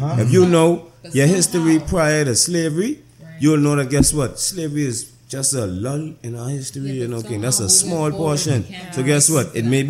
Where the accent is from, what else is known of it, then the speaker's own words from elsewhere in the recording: Bahamas; Growing up in the Bahamas